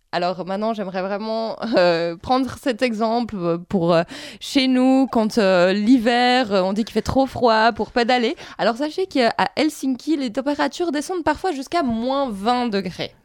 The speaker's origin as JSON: {"language": "French", "town": "Basel", "region": "Basel-Stadt", "country": "Switzerland", "said": "retour chez nous à Bâle, euh, où 16% des déplacements sont faits en vélo, donc Bâle en Suisse"}